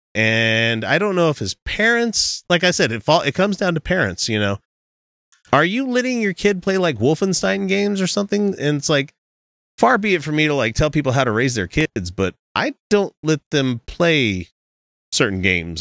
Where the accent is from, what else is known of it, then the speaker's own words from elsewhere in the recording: Utah, United States; we hail from the America's most quirky theocracy, Utah